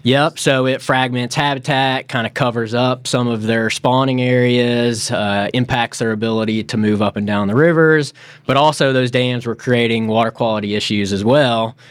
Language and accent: English; Memphis, Tennessee, United States; moved away as an adult; also born or lived in Florida; I grew up in Memphis, Tennessee.